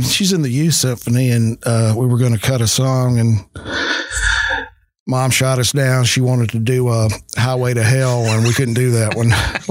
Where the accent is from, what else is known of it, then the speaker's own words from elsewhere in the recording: the Delta, Mississippi, United States; also born or lived in Memphis, Tennessee / Nashville, Tennessee; I am Southern